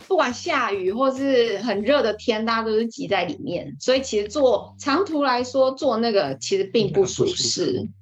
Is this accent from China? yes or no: no; Taiwan; 我们在台湾讲闽南语